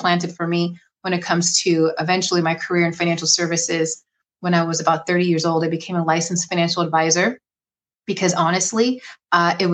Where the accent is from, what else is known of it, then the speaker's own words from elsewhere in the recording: Bay Area, Northern California, United States; I am from Northern California, born and raised in the Bay Area